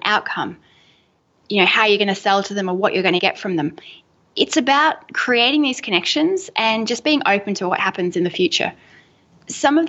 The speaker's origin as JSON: {"language": "English", "town": "Melbourne", "region": "Victoria", "country": "Australia", "said": "I'm from Melbourne, Australia, and we are just coffee fiends."}